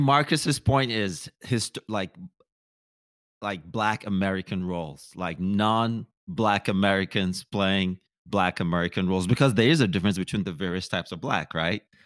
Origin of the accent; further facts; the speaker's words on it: Cameroon; also born or lived in Nigeria / Minnesota; now in Los Angeles, United States; I was born in Nigeria. My mom is Nigerian. My dad is Cameroonian. Moved to Cameroon